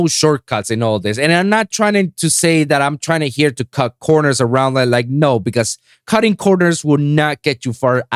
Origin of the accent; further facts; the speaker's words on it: Puerto Rico; moved away as an adult; now in Miami, United States; my hometown in Puerto Rico